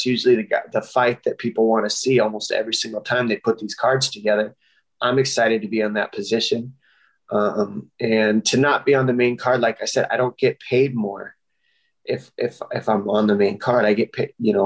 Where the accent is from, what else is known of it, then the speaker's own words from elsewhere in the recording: Tucson, Arizona, United States; my hometown, Tucson, Arizona